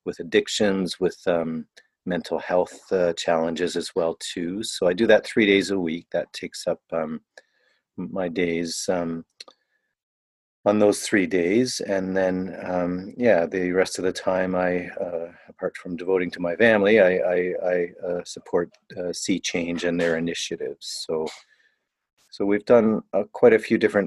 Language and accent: English; Niagara region, Southern Ontario, Canada; moved away; also born or lived in Toronto / Southern Africa / China / India; So I was born in Ontario, Southern Ontario. I grew up in the Niagara region